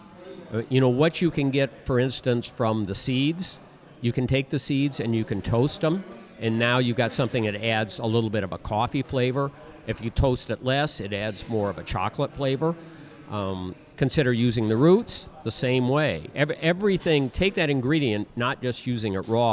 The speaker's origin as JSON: {"language": "English", "region": "Midwest", "country": "United States", "accent": "Midwest", "said": "that's my Midwest accent"}